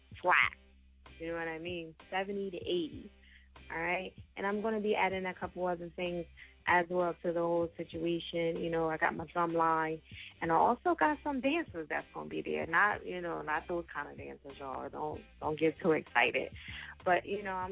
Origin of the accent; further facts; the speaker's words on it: New Jersey, United States; now in Pennsylvania, United States; I'm originally from Jersey. you know, and reside in PA.